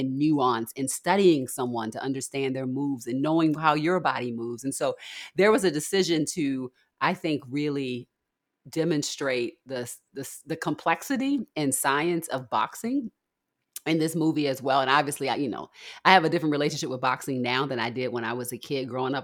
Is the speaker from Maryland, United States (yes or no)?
yes; Baltimore, Maryland, United States; I'm from Baltimore